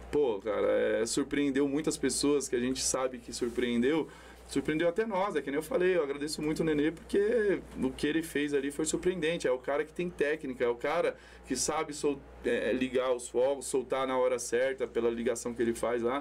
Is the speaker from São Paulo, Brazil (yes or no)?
yes; São Paulo, Brazil; 39 anos que eu sou, do bairro do Jardim Itajaí, nascido e criado, hoje moro no Jardim Mirna.